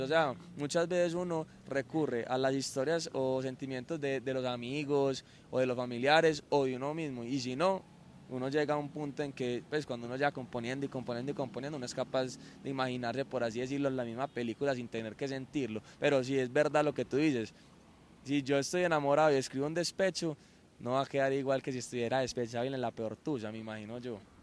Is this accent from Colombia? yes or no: yes; Medellín, Antioquia, Colombia; soy cantante acá de Medellín